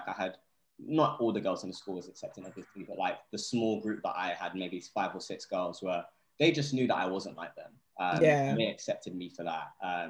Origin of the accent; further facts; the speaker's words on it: Vauxhall, London, United Kingdom; Listen, I was raised in Vauxhall, you know.